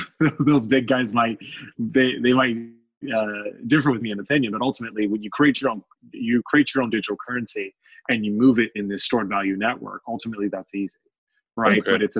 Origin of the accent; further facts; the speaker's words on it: Oceanside, California, United States; also born or lived in Memphis, Tennessee / Yuma, Arizona; And so I began my life journey back in Tennessee. I was born in Memphis, Tennessee. And so my dad was in the Marine Corps. And so I spent most of my childhood in Oceanside, California.